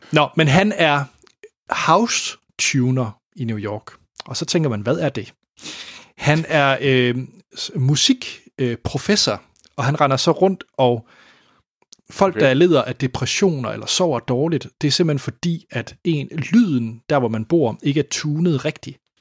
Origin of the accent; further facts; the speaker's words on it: Denmark; jeg var den eneste dansker